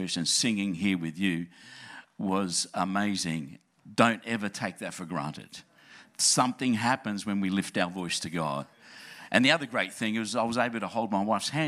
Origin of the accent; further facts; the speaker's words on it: Adelaide, South Australia, Australia; moved away; It really is my home church, and I grew up in Adelaide, loved the place, trying to convince my family to come back.